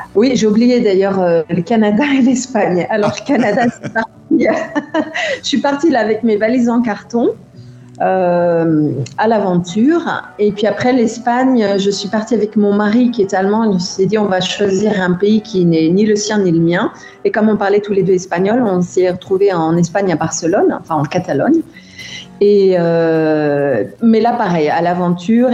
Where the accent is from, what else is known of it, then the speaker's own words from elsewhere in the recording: France; also born or lived in India; now in Germany; j'ai quitté la France et où j'ai eu une vision de mon pays différente